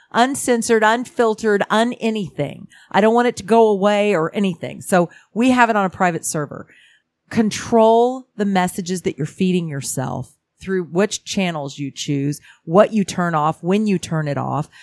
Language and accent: English; Houston, Texas, United States; also born or lived in California; I grew up in Houston, Texas. I'm from California, but I spent most of my childhood in Houston, Texas.